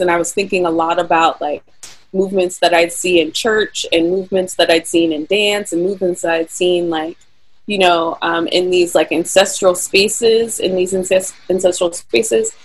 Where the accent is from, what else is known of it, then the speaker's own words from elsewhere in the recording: Pittsburgh, Pennsylvania, United States; also born or lived in California; I was born and raised in Pittsburgh